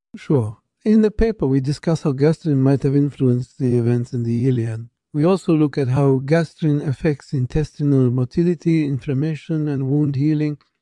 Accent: New York City, New York, United States; I was born and raised in Brooklyn, New York

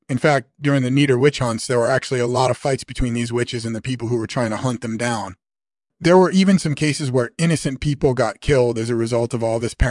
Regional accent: Tasmania, Australia; I grew up in Tasmania, which is on the eastern coast of Australia

